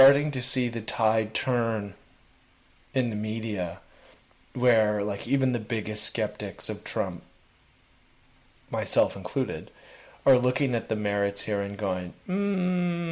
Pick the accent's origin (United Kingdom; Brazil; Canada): Canada; as a Canadian